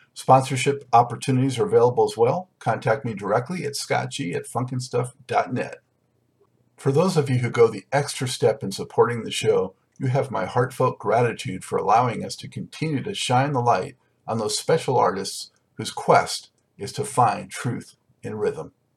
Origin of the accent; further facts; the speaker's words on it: Santa Monica, California, United States; moved away as an adult; also born or lived in Los Angeles, United States; now in Charlotte, United States; I grew up uh, in, mostly in Santa Monica